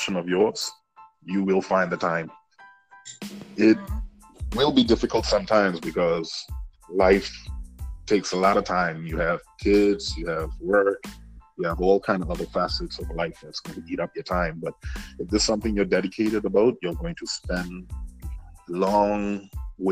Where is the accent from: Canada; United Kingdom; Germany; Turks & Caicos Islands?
Turks & Caicos Islands; born and raised in Grantor